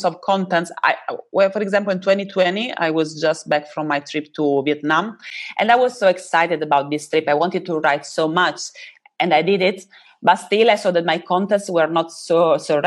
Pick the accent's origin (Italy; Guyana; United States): Italy; I'm from Italia